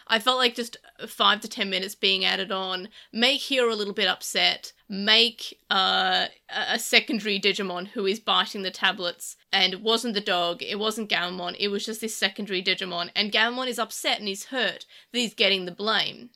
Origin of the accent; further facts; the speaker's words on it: Australia; being Australian